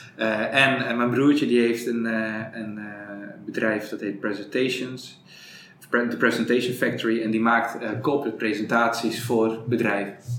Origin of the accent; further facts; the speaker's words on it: Prinsenbeek, North Brabant, Netherlands; accent: Brabant; also born or lived in Breda / Amsterdam; ik kom uit Prensenbeek. Ik woon in Breda. Dat is Noord-Brabant, zoals je weet. En zoals je misschien ook wel hoort